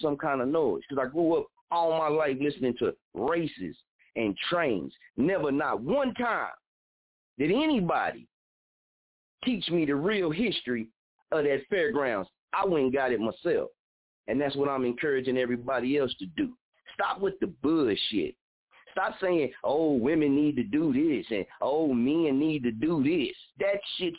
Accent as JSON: {"language": "English", "town": "Muskogee", "region": "Oklahoma", "country": "United States", "tie": "born or raised there", "said": "I'm from, born and raised in Muskogee, Oklahoma"}